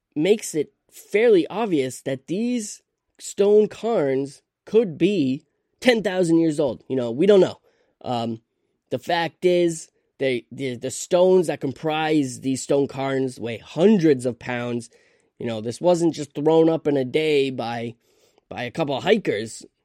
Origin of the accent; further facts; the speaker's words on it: Vermont, United States; I'm from Vermont